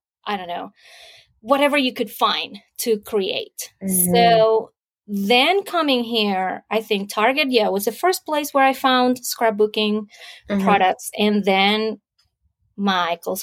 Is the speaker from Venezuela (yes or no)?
yes; Venezuela; now in United States; I was, born and raised in Venezuela